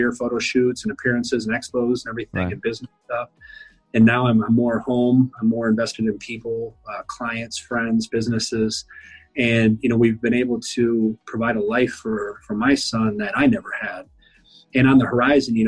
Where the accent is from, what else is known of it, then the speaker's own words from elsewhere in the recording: South Dakota, United States; I was from South Dakota